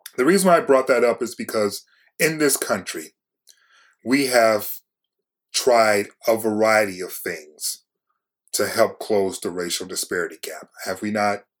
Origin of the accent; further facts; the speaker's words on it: Detroit, Michigan, United States; I'm from Detroit